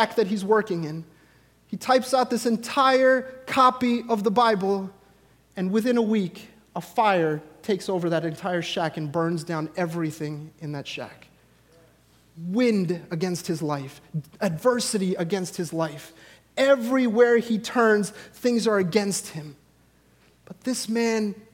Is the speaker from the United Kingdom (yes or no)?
no; India; I, as an Indian man